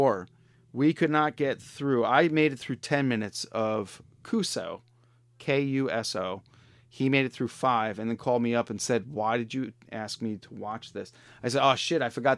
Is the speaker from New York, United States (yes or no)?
yes; Long Island, New York, United States; I was from Long Island